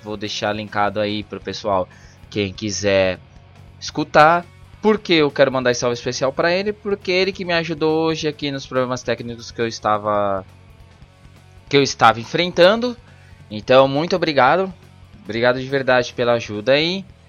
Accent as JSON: {"language": "Portuguese", "country": "Brazil", "said": "a gente é brasileiro"}